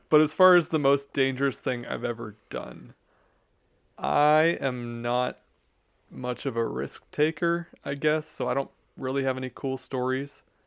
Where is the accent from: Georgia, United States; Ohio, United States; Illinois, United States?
Ohio, United States; Youngstown; I grew up in Youngstown, Ohio